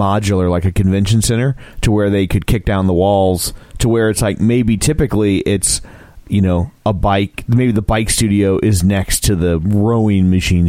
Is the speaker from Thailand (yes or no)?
no; Ireland; There's a cultural divide, because she's Russian and I'm Irish. So like how, like my mouth wasn't built to do this. My mouth was built for potatoes, whiskey, and bad poetry.